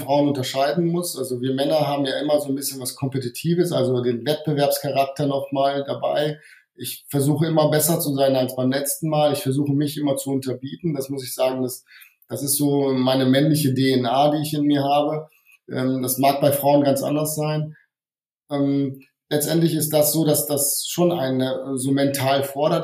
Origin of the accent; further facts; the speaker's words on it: Wuppertal, North Rhine-Westphalia, Germany; moved away as an adult; also born or lived in Hungary / Giessen / Bonn; now in Bad Neuenahr, Germany; ursprünglich bin ich Ungar, das heißt, ähm, ich bin aber in Deutschland aufgewachsen, ähm, eher im, im Bergischen, also im Wuppertal bin ich aufgewachsen